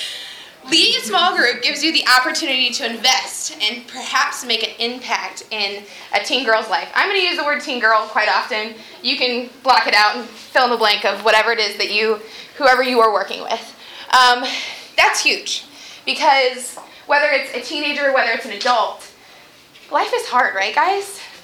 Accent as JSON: {"language": "English", "town": "Wadsworth", "region": "Ohio", "country": "United States", "said": "I'm from Wadsworth, Ohio."}